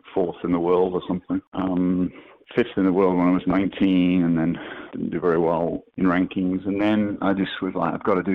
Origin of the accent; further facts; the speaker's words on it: Edinburgh, Scotland, United Kingdom; I grew up in Edinburgh.